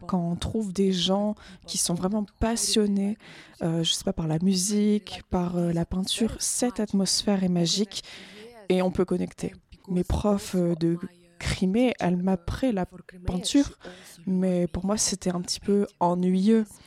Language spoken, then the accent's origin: French; Ukraine; now in Switzerland; une fois que je suis partie de l'Ukraine